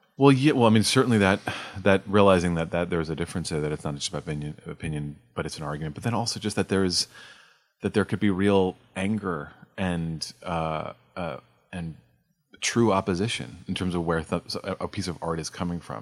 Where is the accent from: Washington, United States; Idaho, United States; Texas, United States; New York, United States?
New York, United States; I grew up in New York